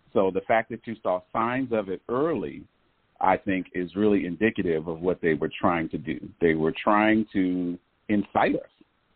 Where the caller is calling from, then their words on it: Atlanta, Georgia, United States; I'm calling from Atlanta, Georgia.